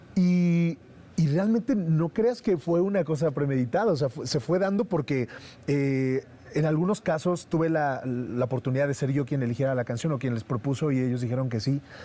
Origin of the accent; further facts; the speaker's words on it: Mexico; como mexicanos